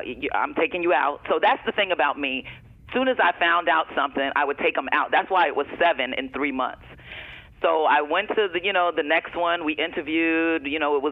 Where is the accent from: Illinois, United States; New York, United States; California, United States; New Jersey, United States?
New Jersey, United States; East Orange; moved away; I'm originally from East Orange, New Jersey